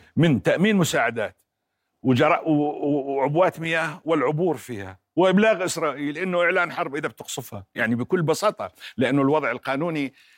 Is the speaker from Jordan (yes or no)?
yes; Jordan; أنا كأردني